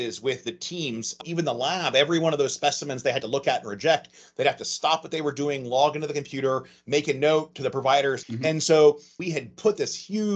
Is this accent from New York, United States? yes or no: no; Ohio, United States; moved away as an adult; also born or lived in Bethesda, Maryland / Portsmouth, Ohio; I grew up in Ohio